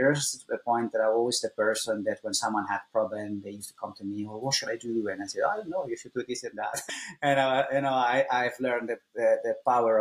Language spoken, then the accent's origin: English; Italy; first language Italian; English is a second language; moved away as an adult; also born or lived in Ireland; I was born in Italy back in 1984.